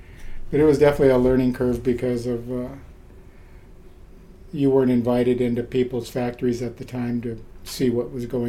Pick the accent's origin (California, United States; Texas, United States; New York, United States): California, United States; Paramount; also born or lived in Ventura; I was born in Ventura and I grew up in Paramount, which is inland Lakewood, Long Beach area.